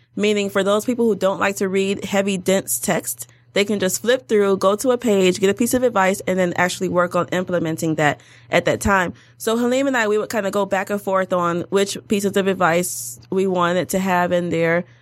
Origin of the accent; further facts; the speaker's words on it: Detroit, Michigan, United States; also born or lived in Washington, D.C.; I'm a, from Detroit, born and raised in Detroit